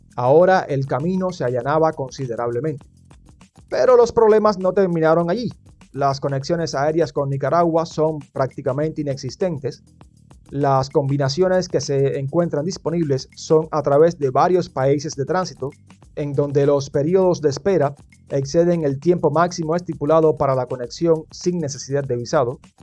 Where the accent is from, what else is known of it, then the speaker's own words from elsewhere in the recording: Cuba; soy de Cuba